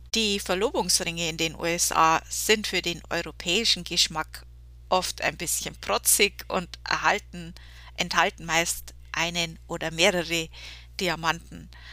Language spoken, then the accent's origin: German; Germany; bei uns in Deutschland